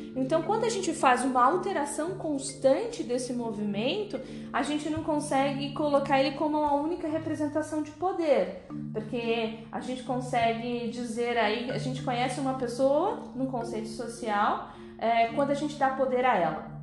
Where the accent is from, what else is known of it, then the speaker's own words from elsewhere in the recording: Alto Tietê, São Paulo, Brazil; como a gente é do Alto Tietê